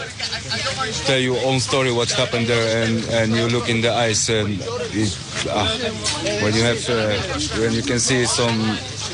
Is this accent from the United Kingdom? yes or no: no; Poland; English is a second language; From Poland.